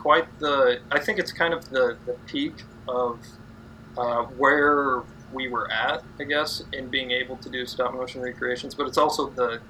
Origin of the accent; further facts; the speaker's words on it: Iowa, United States; we grew up in Iowa